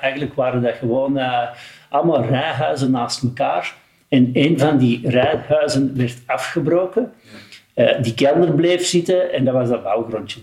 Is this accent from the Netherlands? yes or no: no; 's-Gravenwezel, Flanders, Belgium; Geboren in Schaafwezel en ondertussen woon ik na vierenvijftig jaar nog steeds in Schaafwezel